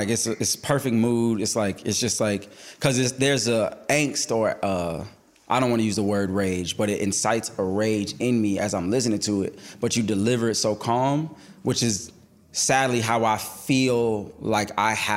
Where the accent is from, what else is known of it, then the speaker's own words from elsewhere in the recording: New York, United States; Growing up in New York